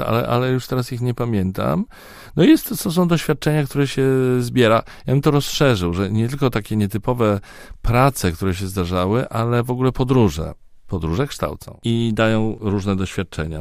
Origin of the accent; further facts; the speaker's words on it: Poland; a z Polski